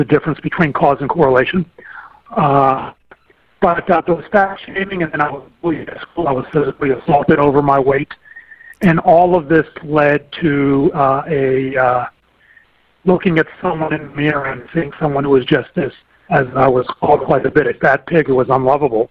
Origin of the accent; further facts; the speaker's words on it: Pittsburgh, Pennsylvania, United States; now in Dallas, United States; I was born, I'm originally from Pittsburgh, Pennsylvania